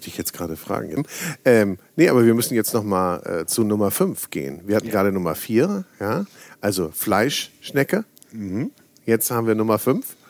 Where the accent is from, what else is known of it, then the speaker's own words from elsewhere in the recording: Northern Germany, Germany; Ich bin Norddeutscher